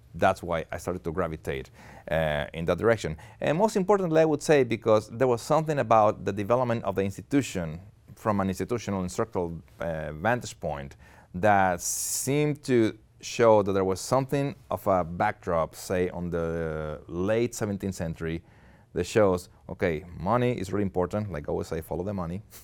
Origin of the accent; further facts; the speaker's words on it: Monterrey, Nuevo León, Mexico; moved away as an adult; also born or lived in Austin, Texas; Where I'm originally from, Monterrey, Mexico, which is in the northeast of the country, and, uh, I lived there for twenty-one years, uh, born and raised